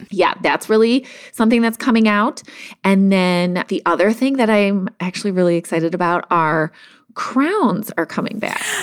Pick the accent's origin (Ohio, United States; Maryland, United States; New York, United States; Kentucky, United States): Ohio, United States; Cleveland; moved away as an adult; also born or lived in Chicago; I'm from Cleveland, but I moved to Chicago for a job